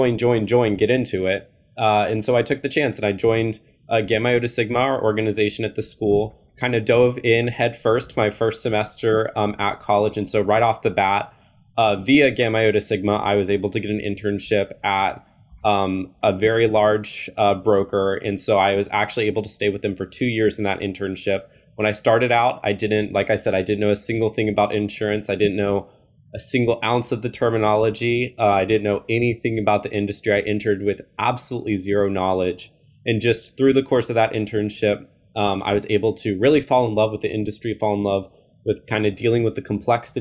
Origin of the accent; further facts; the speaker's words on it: Dallas, Texas, United States; also born or lived in San Antonio, Texas; I'm from Texas, born and raised. I've been here my whole life. I grew up in the DFW area